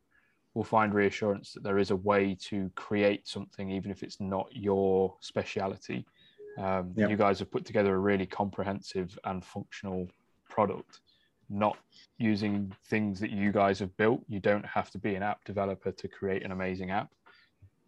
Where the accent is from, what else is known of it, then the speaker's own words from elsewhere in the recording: United Kingdom; I'm being British.